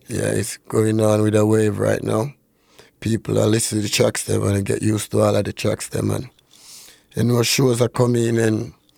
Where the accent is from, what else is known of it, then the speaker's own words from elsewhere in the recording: Norwood, Saint James, Jamaica; now in Canada; I grew up in Saint James.